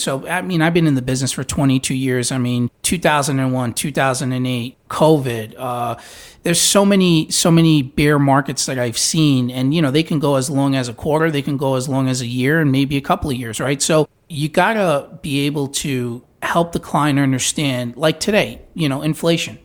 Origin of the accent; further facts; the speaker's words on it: New York, United States; now in Tampa, United States; I'm from New York